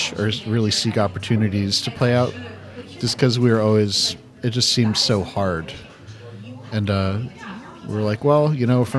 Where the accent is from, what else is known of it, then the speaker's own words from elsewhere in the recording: New England, United States; I grew up in New England, you know, kind of a reserved